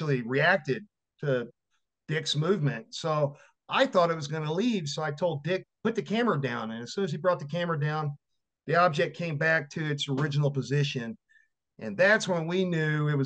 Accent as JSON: {"language": "English", "town": "Victoria", "region": "Texas", "country": "United States", "tie": "born or raised there", "said": "my hometown was, during the time, was Victoria, Texas"}